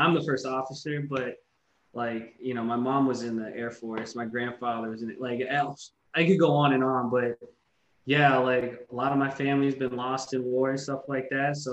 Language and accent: English; New Canaan, Connecticut, United States; moved away as an adult; also born or lived in Ohio; I'm from New Canaan, Connecticut. That's where I pretty much grew up for most of my life.